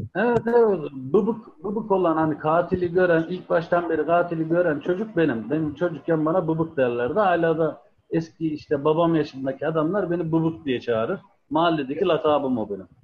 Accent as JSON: {"language": "Turkish", "region": "Ankara", "country": "Turkey", "tie": "born or raised there", "also_born_or_lived": "Adana / Ceyhan / Sakarya", "moved": "as an adult", "said": "ben 1982 Ankara doğumluyum"}